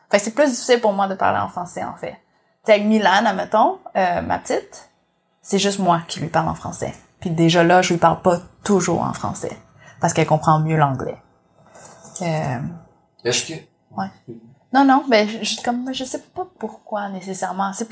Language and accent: French; Vietnam; en plus, je suis vietnamienne ici, avec pas beaucoup de vietnamiennes.